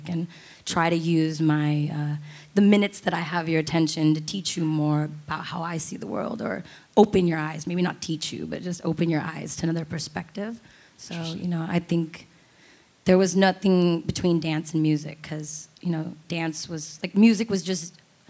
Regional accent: United States; as an American child

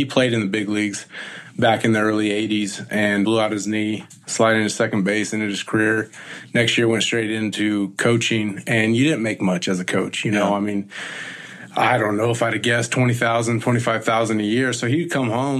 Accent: Visalia, California, United States; born and raised in Central Valley, California, in Visalia, in Tulare County

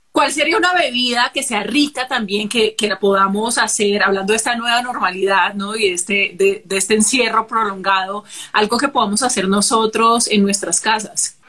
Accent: Cali, Valle del Cauca, Colombia; yo soy caleña

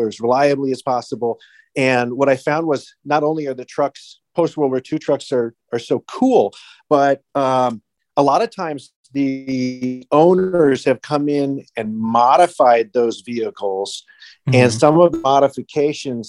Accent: Chicago, Illinois, United States; I was born and raised in Chicago, Illinois

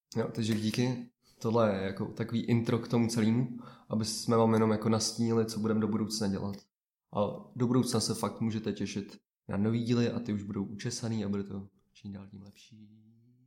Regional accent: Vysočina Region, Czechia; jsem z Vysočiny

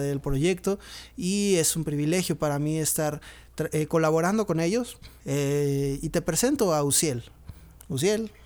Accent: Monterrey, Nuevo León, Mexico; now in Pachuca, Mexico; soy originario de Monterrey, vivo en Pachuca Hidalgo

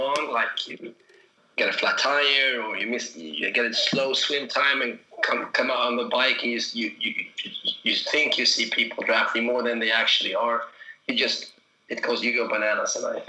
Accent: Stockholm, Stockholm County, Sweden; my hometown, Stockholm

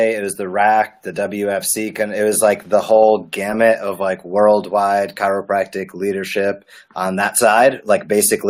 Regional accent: Rhode Island, United States; Rhode Island.

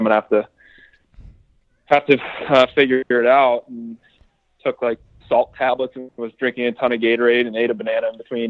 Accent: Pittsburgh, Pennsylvania, United States; being in my hometown in Pittsburgh

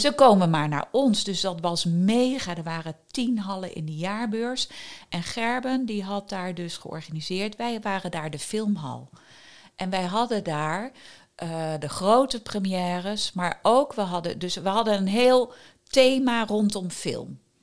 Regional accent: Wageningen, Gelderland, Netherlands; also born or lived in Groningen; Ik ben in Wageningen opgegroeid. Ik ben in Groningen geboren.

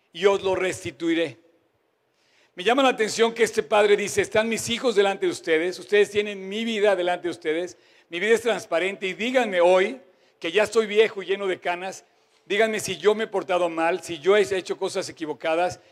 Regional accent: Mexico; me incluyo como mexicano

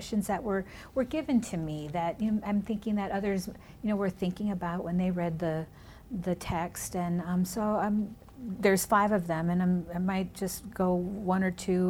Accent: Minnesota, United States; first language Spanish; English is a second language; also born or lived in California; now in Bloomington, United States; I was born in California, raised in Minnesota, my first language in my home was Spanish

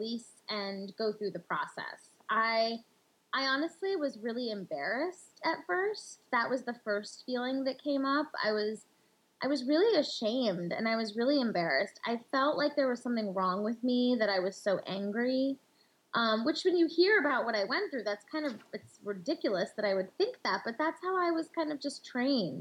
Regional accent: India; in our culture, and especially as an Indian woman

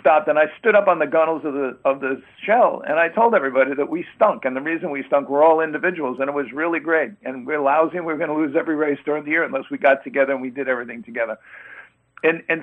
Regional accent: New York City, New York, United States; moved away; growing up and going to school in New York City and growing up in the Bronx

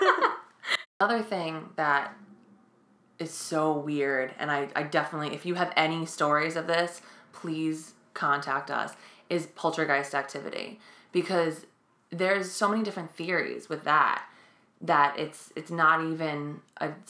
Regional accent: New York City, New York, United States; we're from Staten Island

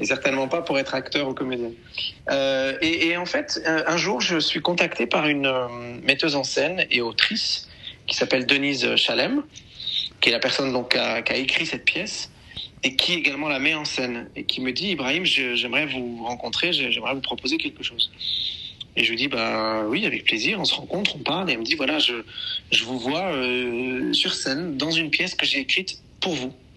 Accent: Beirut, Beirut Governorate, Lebanon; now in France; Je suis né à Beyrouth, euh, je passe énormément de temps à Beyrouth depuis de nombreuses années

